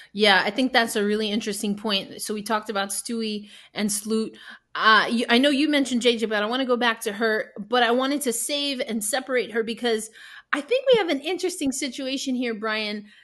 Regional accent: New York, United States; now in Tulsa, United States; I am originally from New York, not in New York these days, at least for now

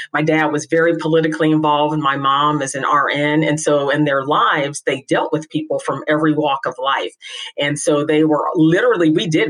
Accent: Indianapolis, Indiana, United States; I am a native of Indianapolis. I actually grew up just a couple of blocks from your alma mater, Butler University.

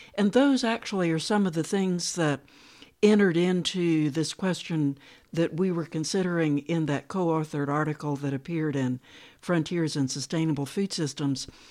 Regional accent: United States; also born or lived in North Carolina; I needed to go back to the United States and work within my own culture

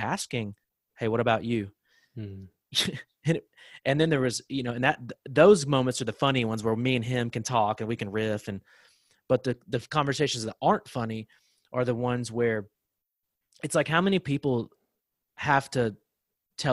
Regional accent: the South, United States; growing up in the South, like where we're from

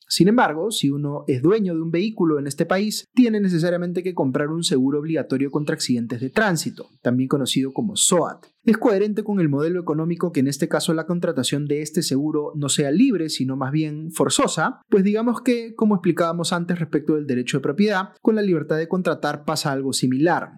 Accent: Peru

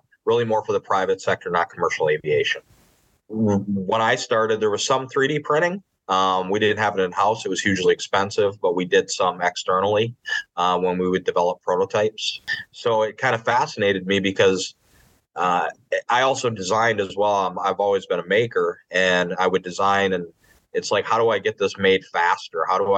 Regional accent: Upper Peninsula of Michigan, United States; moved away as an adult; also born or lived in Peshtigo, Wisconsin; now in Atlanta, United States; I grew up in the Upper Peninsula of Michigan

